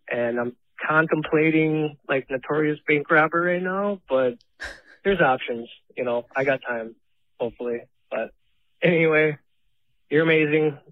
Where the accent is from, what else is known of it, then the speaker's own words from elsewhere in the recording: Syracuse, New York, United States; I'm also from Syracuse.